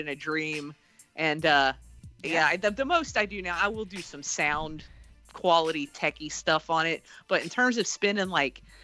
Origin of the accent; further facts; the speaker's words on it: Lexington, Kentucky, United States; Lexington, Kentucky.